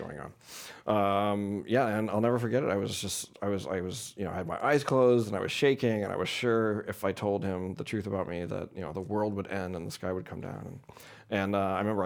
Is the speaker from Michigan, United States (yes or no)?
no; St. Louis, Missouri, United States; born or raised there